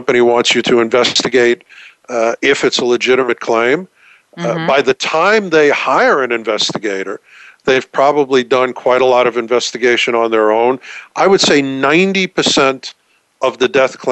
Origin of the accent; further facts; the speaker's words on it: New York, United States; accent: New York; also born or lived in Texas; I'm a New Yorker, as you can probably tell from the accent. I'm certainly not a Texan from this accent.